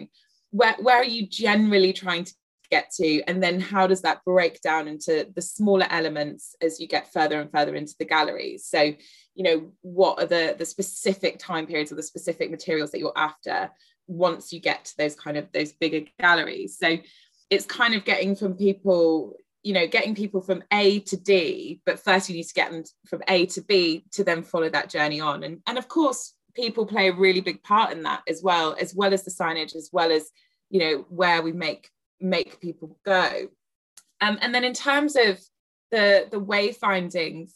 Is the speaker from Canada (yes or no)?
no; Devon, South West England, United Kingdom; now in London, United Kingdom; I grew up in Devon and I live in London.